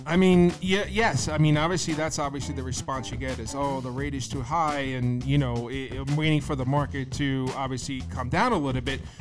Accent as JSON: {"language": "English", "town": "Bayonne", "region": "New Jersey", "country": "United States", "tie": "born or raised there", "said": "I grew up in Bayonne, New Jersey"}